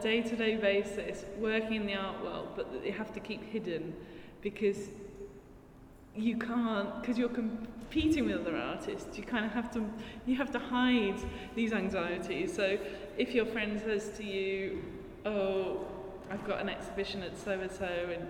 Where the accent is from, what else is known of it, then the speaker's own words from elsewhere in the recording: United Kingdom; inflicted by childhood growing up in Thatcher's Britain.